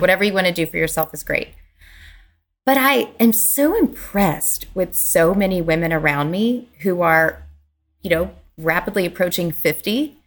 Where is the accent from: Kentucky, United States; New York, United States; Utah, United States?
Kentucky, United States; moved away; in my home, the hometown where I grew up in Kentucky, which is a small town